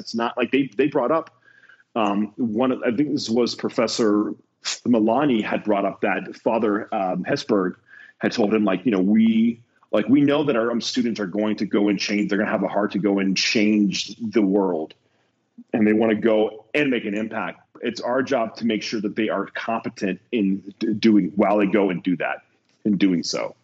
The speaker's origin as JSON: {"language": "English", "region": "Ohio", "country": "United States", "said": "I'm from Ohio"}